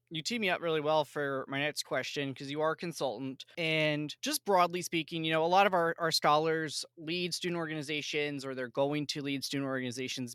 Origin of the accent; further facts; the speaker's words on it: outside of Philadelphia, Pennsylvania, United States; I grew up outside of Philly